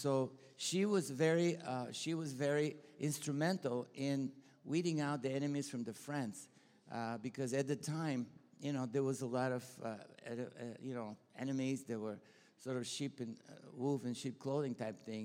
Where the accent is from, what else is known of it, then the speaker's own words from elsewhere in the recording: Bulgaria; accent: Bulgarian; English is a second language; moved away; also born or lived in Texas, United States; I'm Bulgarian, you know. And I'm not Texan, right? You can tell by the accent.